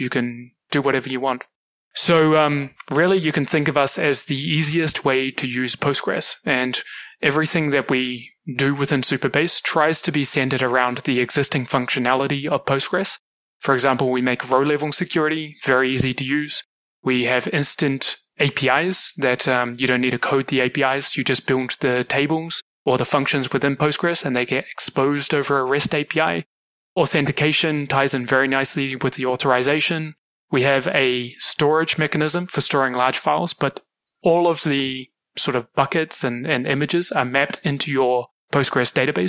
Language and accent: English; New Zealand; moved away as an adult; also born or lived in Kuala Lumpur, Malaysia; now in Singapore; Originally, I'm from New Zealand. I grew up there